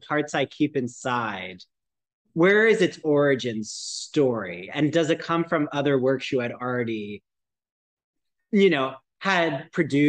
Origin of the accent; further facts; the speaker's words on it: New Jersey, United States; moved away; also born or lived in Long Island; I'm from New Jersey